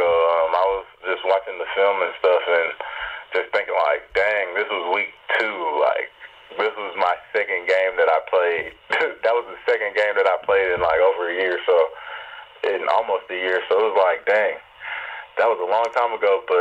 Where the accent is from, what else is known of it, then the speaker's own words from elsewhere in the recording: Atlanta, Georgia, United States; in Atlanta. So it was like my hometown.